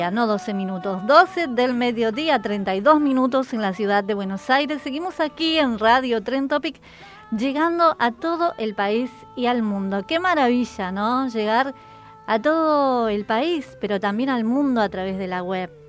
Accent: Peru; moved away as an adult; now in Campana, Argentina; Sí, yo soy peruana, eh, tengo acá cuatro años

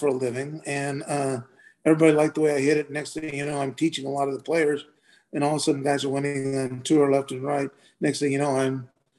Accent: Seattle, Washington, United States; I went to Nathan Hale High School. Okay. Grew up right by Sandpoint Golf Club.

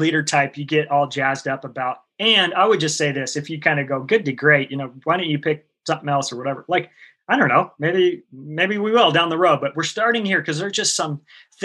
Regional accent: the Northwest, Pacific Northwest, United States; I grew up here in the Northwest, and we didn't have air conditioning in our car

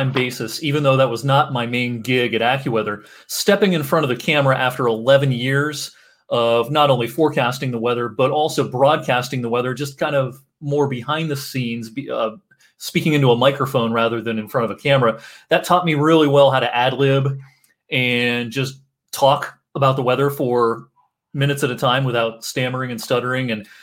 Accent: Ohio, United States; moved away as an adult; also born or lived in Pennsylvania; I'm originally from Ohio, so I wanted to try to get back a little bit closer to home.

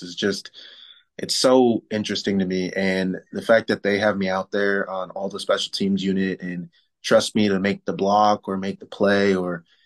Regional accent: San Antonio, Texas, United States; also born or lived in Milwaukee, Wisconsin; we moved from Milwaukee, Wisconsin to San Antonio, Texas. So I was playing Texas football, grew up around Texas boys and playing Texas football for up until me being 18, 19 years old

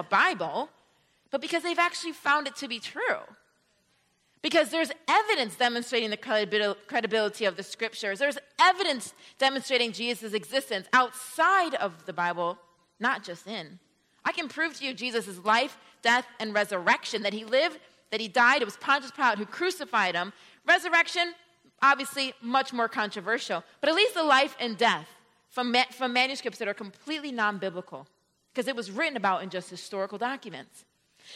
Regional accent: Rochester, New York, United States; now in Atlanta, United States; I come from the state, and New York City is a city in the state. So I grew up right on the Canada border

